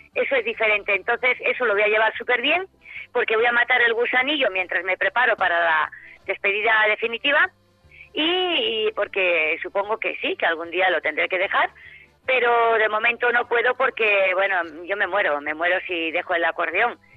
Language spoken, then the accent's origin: Spanish; Cáceres, Extremadura, Spain; soy de Cáceres, soy extremeña